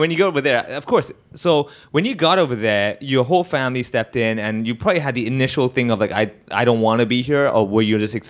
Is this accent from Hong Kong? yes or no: yes; Hong Kong; Then again, when I travel and I do shows, I'm from Hong Kong.